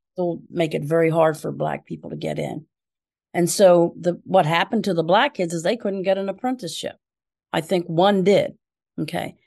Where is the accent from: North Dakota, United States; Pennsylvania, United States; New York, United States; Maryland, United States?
Pennsylvania, United States; Philadelphia; moved away as an adult; also born or lived in Chicago; now in Pittsburgh, United States; I'm originally from Philadelphia